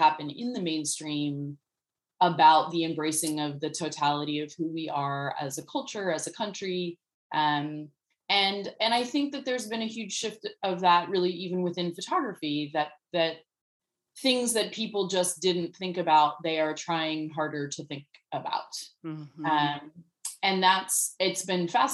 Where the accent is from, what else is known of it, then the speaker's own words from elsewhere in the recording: United States; born and raised in the United States